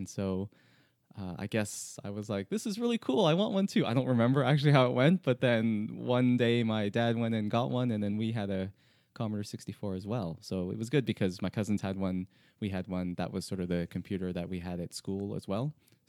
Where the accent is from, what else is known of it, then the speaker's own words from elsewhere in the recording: Toronto, Ontario, Canada; I'm from Toronto in Canada.